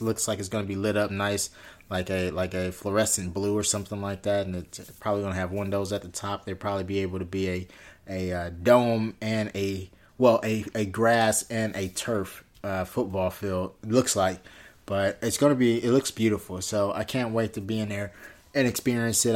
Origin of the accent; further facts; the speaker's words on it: Inglewood, California, United States; my hometown, which is in Inglewood